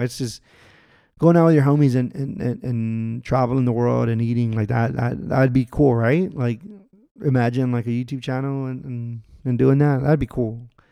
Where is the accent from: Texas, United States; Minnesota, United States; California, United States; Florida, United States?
Texas, United States; also born or lived in Los Angeles; we're both from Texas